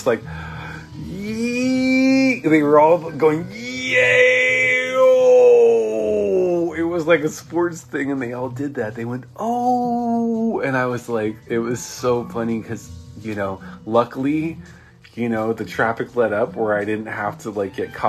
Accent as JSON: {"language": "English", "region": "Southern California", "country": "United States", "said": "I'm from Southern California"}